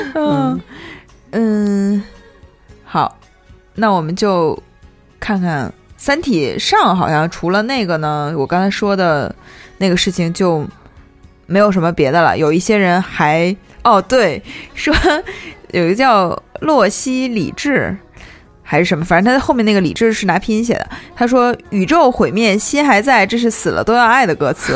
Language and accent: Chinese; Northeast China, China; 因为我是个东北人嘛